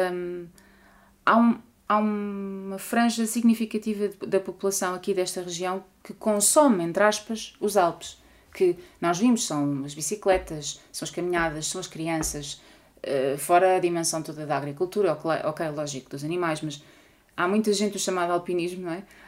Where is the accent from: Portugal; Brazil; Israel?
Portugal; eu enquanto portuguesa e europeia